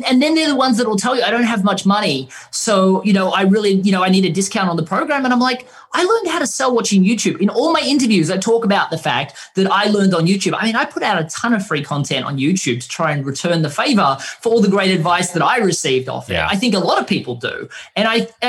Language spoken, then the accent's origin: English; Australia; we're from Australia